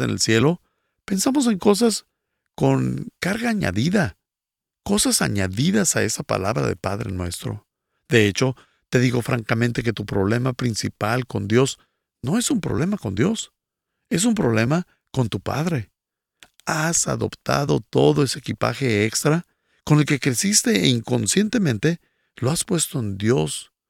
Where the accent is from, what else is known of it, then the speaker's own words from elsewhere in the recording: Bolivia; soy de Bolivia